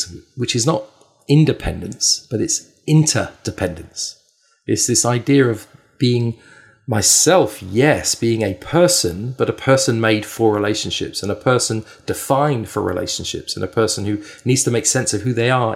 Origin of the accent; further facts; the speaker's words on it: England, United Kingdom; moved away as an adult; also born or lived in Canada; now in Vancouver, Canada; I was born and raised in England. I moved to Canada 8 years ago